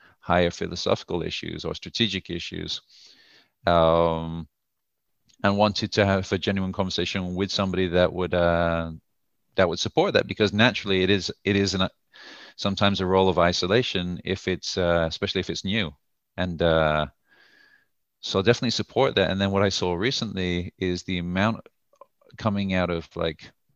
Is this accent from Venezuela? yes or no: no; United Kingdom; moved away as an adult; also born or lived in United States; now in Tel Aviv, Israel; I'm originally from the UK before living in the US for a couple of years